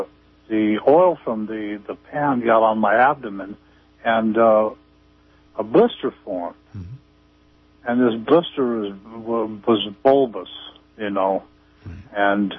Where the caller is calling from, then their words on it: Arcata, California, United States; Hello, I'm from Arcata.